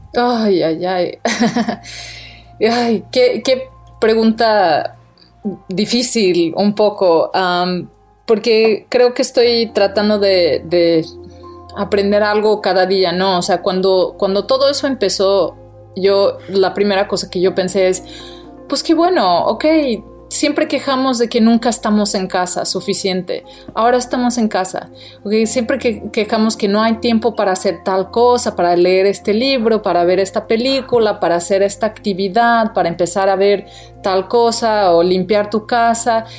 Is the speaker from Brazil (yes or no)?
yes; Brazil; also born or lived in Mexico; now in United States; Yo soy brasileña